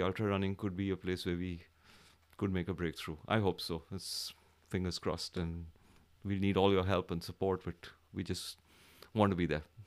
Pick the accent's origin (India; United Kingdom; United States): India; from India.